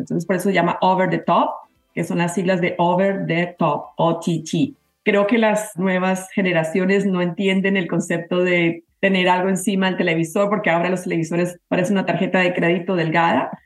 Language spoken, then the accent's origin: Spanish; Bogotá, Colombia; moved away as an adult; now in United States; yo soy colombiana, a ah, mucho honor, bogotana